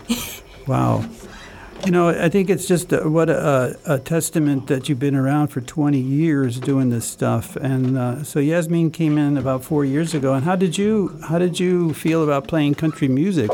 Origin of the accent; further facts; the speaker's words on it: United States; as an American